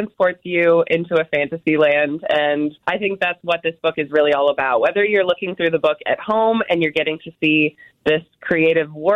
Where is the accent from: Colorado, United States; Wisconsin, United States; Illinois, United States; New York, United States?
Wisconsin, United States; I grew up in Wisconsin